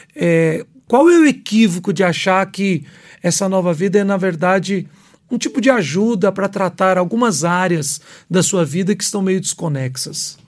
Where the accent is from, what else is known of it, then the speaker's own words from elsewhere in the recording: Belo Horizonte, Minas Gerais, Brazil; moved away; lá em Belo Horizonte, onde eu fui criado